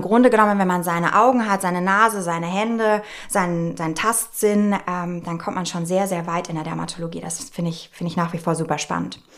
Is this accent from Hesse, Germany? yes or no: no; Nuremberg, Bavaria, Germany; also born or lived in Munich; Ich komme aus gebürtig München, bin aber in Nürnberg aufgewachsen.